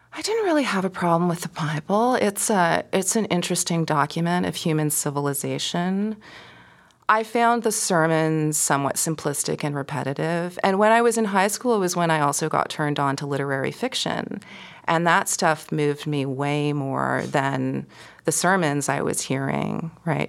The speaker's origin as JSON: {"language": "English", "town": "Toronto", "region": "Ontario", "country": "Canada", "tie": "born or raised there", "said": "I grew up in suburban Toronto, East York"}